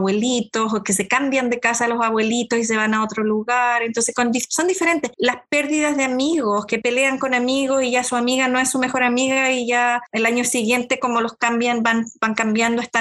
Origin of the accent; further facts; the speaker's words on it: Concepción, Biobío, Chile; moved away as an adult; now in Seattle, United States; soy originaria de Chile, llevo acá en Seattle hace hay 24 años más o menos